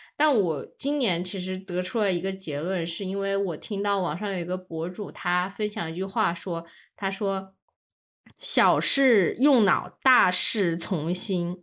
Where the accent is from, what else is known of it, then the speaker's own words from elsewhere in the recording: China; 我们这种，中国人